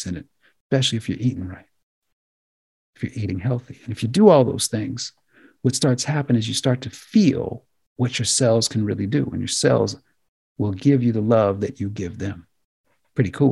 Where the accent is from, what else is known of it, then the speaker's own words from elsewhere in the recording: United States; as Americans